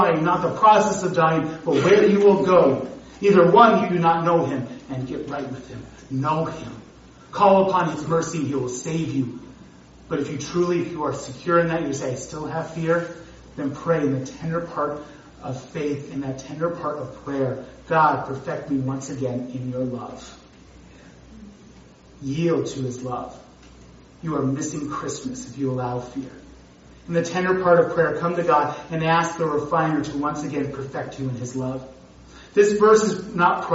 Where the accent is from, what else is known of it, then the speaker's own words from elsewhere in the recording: North Dakota, United States; I was growing up in North Dakota